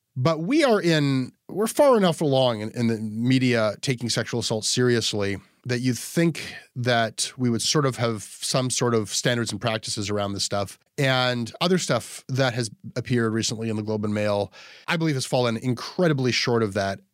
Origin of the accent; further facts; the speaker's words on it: Canada; I'm a Canadian who's known to some Americans in the media